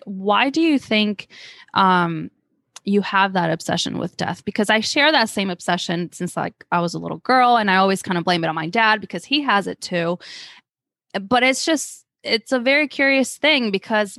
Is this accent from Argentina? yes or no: yes; Argentina; moved away; I'm from Argentina